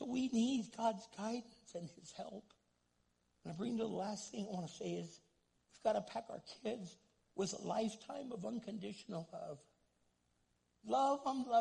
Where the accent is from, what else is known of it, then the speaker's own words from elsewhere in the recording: United States; English is a second language; I'm first generation American